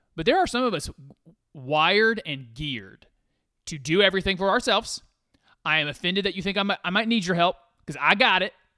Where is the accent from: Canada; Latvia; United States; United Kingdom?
United States; I'm an American